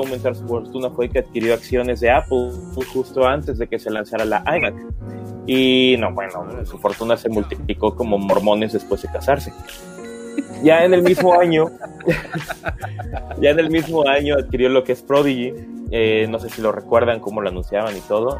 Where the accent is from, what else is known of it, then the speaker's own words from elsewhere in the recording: Mexico; como mexicanos que son, o que somos también